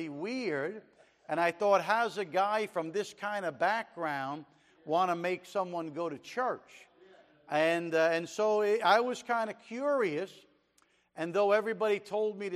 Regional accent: Jersey City, New Jersey, United States; moved away as an adult; also born or lived in China; We were born and raised in Jersey City and grew up there together

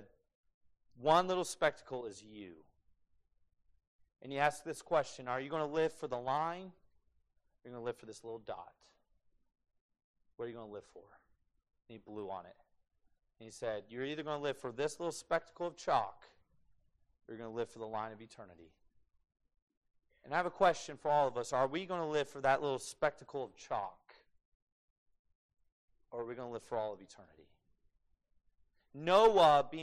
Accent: United States; being an American

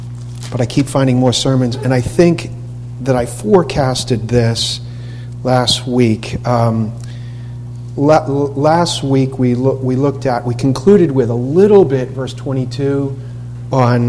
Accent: Boston, Massachusetts, United States; moved away; I'm from Boston.

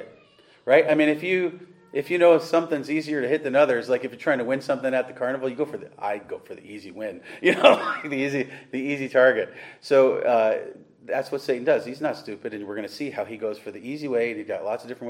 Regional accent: Webster, New York, United States; I'm from Webster, New York.

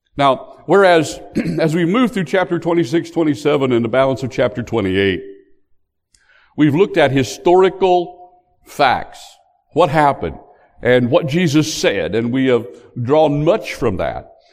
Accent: West Virginia, United States; now in North Carolina, United States; I was born in West Virginia. I've since come to North Carolina

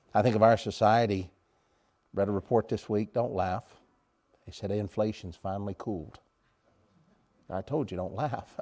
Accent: United States; I'm an American.

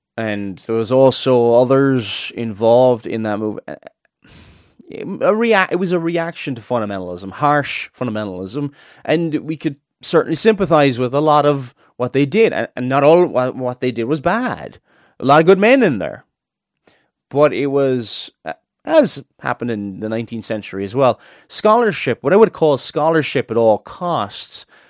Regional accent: Cork, Munster, Ireland; now in Northern Ireland, United Kingdom; I'm not originally from Northern Ireland. I'm from Cork in the south

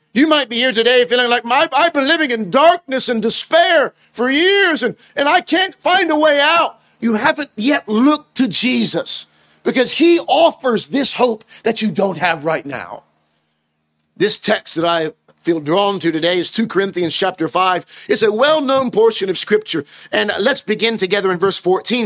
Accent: United States; moved away as an adult; now in United Kingdom; I'm originally from the States.

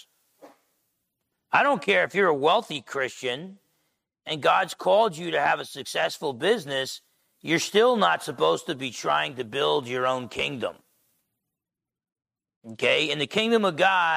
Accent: New Jersey, United States; I'm half Italian from Jersey

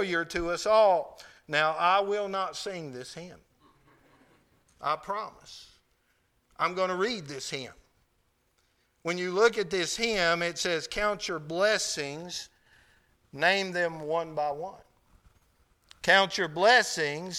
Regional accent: United States; I'm an American

